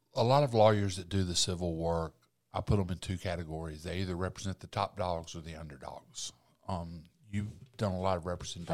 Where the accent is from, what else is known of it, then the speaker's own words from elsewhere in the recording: Alabama, United States; I'm from Uvalde, Alabama